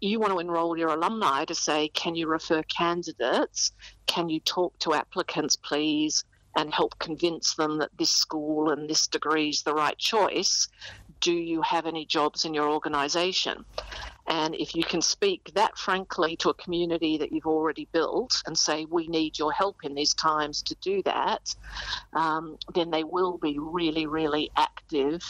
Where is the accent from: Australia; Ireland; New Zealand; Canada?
Australia; now in United Kingdom; I'm also an expatriate living in the UK as an Aussie